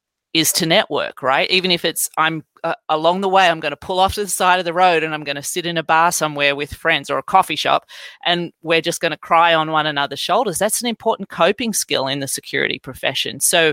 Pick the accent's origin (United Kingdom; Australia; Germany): Australia; moved away; I could talk about my own story about growing up in Australia and coming over here and having to feed Windows 95 disks into computers in the 90s.